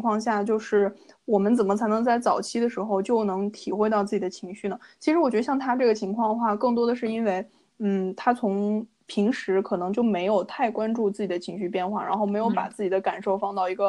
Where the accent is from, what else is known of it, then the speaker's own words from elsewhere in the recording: China; now in Canada; 然后像我们中国人就说礼多人不怪